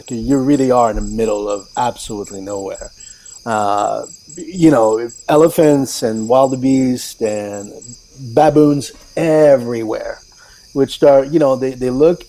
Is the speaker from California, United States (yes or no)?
yes; Newport Beach, California, United States; they don't care that I'm from Newport Beach.